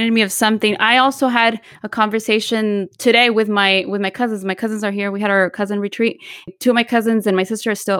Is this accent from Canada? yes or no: no; Michoacán, Mexico; we're from Michoacán